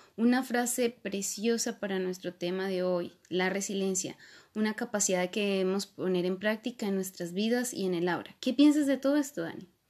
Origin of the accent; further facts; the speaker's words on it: Colombia; soy colombiana